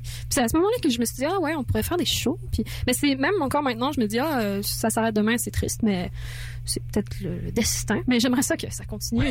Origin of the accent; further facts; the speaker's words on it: France; moi, je suis française. Donc, l'anglais, c'est pas ma langue, euh, ma première langue